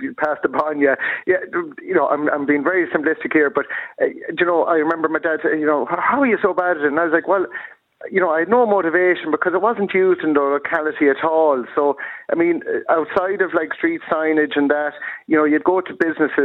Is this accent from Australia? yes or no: no; Leitrim, Connacht, Ireland; also born or lived in Longford / Wales / Dublin; I went to like a boarding school in Longford, come from Leitrim